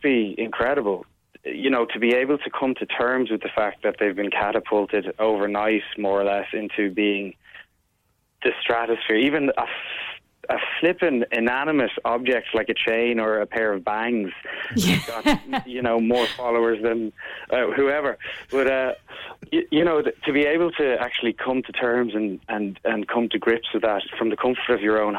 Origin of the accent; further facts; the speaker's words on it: Ireland; I'm Irish